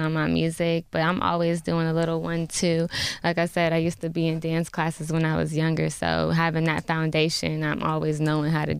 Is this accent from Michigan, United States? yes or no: no; Jacksonville, Florida, United States; now in Atlanta, United States; I'm from Atlanta. But I grew up in Jacksonville